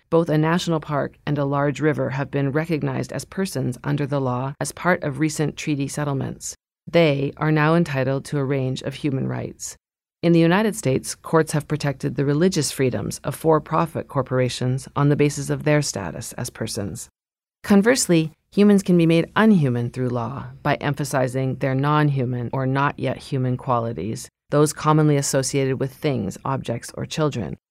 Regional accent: Lower Mainland of British Columbia, Canada; moved away; I grew up in the Lower Mainland of British Columbia on traditional Stolo territory

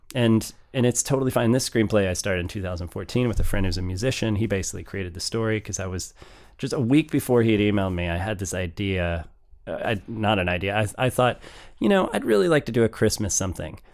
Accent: St. Louis, Missouri, United States; Being from Saint Louis

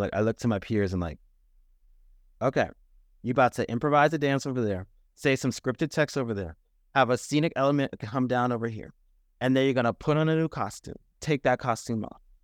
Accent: United States; I have ancestral heritage going back to Ghana, and yet I'm not Ghanaian, I'm American.

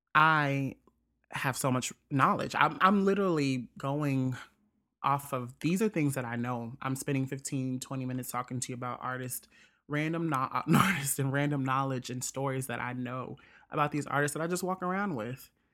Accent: Jackson, Mississippi, United States; Jackson, Mississippi, my whole t-, my hometown

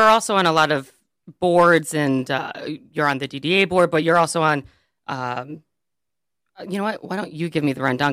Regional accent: Birmingham, Michigan, United States; I grew up in Birmingham, and the Birmingham Public Schools

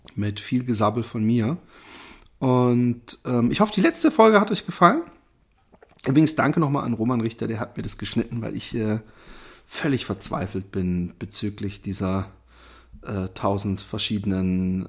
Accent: Germany; wir selbst als Deutsche

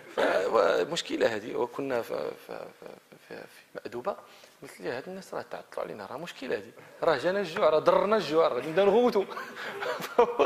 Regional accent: Morocco; احنا في المغرب

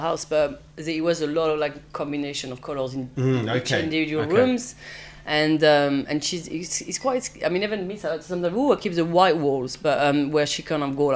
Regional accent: southeast France, France; also born or lived in Paris; I grew up with my mom in south of France. So I was born in Paris, but my parents divorced when I was two. So she went back to where she's from, which is a really small village in southeast of France.

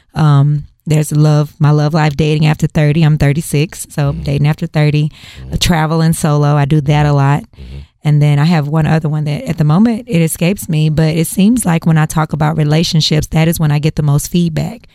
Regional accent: Houston, Texas, United States; I'm a native Houstonian, born and raised.

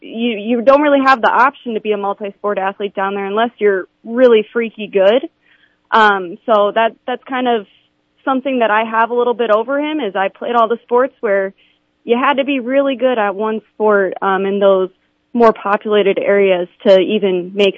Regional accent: Harrisburg, South Dakota, United States; I'm from the Sioux Falls area. I went to Harrisburg for my high school, actually elementary through high school.

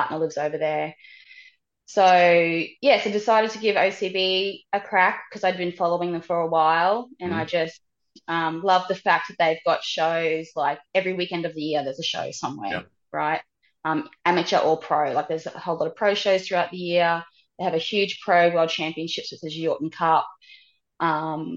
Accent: Australia; I was from Australia

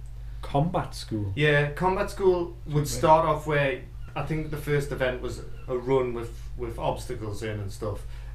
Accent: England, United Kingdom; I'm an Englishman.

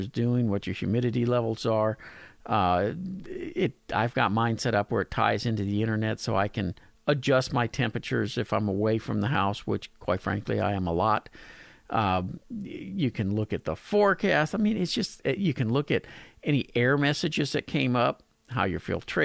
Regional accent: Pasadena, United States; my hometown of Pasadena

